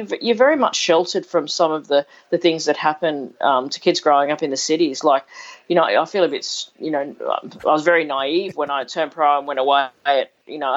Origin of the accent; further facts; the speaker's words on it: Cowra, New South Wales, Australia; also born or lived in Sydney, Australia; we moved out to Cowra when I was, I was seven